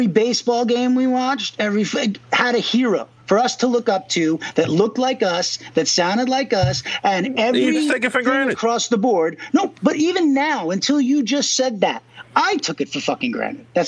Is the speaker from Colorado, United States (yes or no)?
no; Merrick, New York, United States; I grew up in Long Island, you know, so it can't, you know, it's like ultra-rich bridge and tunnel, you know, like Merrick